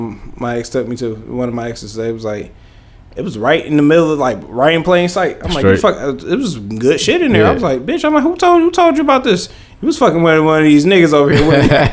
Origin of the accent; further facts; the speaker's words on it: Detroit, Michigan, United States; I'm from the West Side. I got my ass beat on the West Side. I got jumped on the West Side.